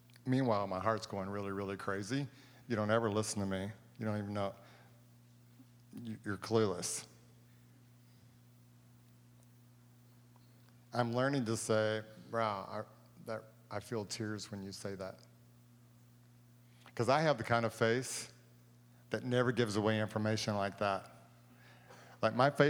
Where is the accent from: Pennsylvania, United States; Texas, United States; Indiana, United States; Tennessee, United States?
Texas, United States; I'm from Texas